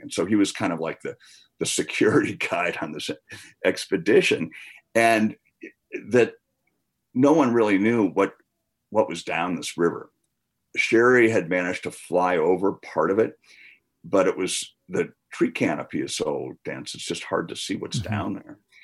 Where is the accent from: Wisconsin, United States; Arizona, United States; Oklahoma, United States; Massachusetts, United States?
Wisconsin, United States; now in Missoula, United States; I grew up in the Midwest in Wisconsin